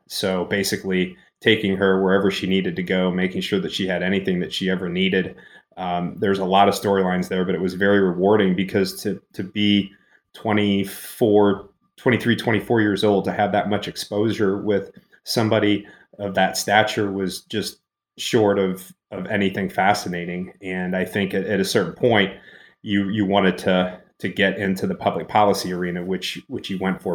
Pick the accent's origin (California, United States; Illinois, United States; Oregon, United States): Illinois, United States; Quincy; moved away as an adult; also born or lived in Washington, D.C.; I grew up in Western Central Illinois, Quincy, Illinois, Adams County